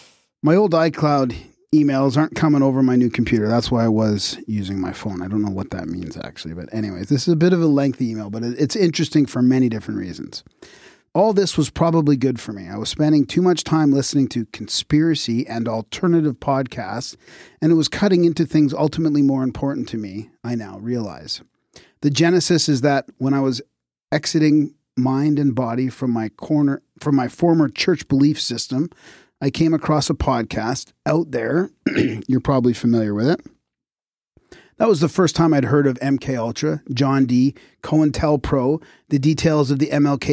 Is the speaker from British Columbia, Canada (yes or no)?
yes; Vancouver, British Columbia, Canada; I'm from Vancouver, you know.